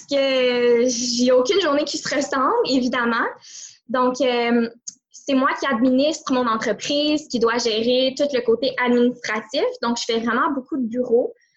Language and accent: French; Montreal, Quebec, Canada; je viens de la grande région de Montréal